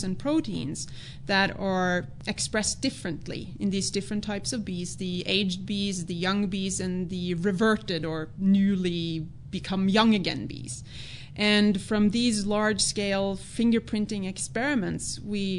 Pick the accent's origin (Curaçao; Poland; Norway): Norway; moved away as an adult; now in United States; I'm Norwegian. Yeah, I grew up in Norway.